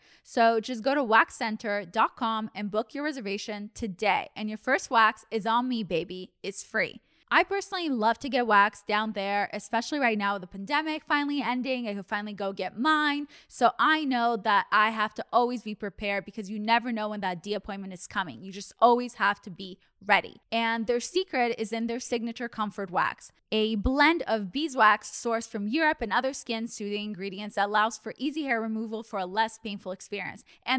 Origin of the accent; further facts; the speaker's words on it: Russia; born there; My passport says I was born in Russia.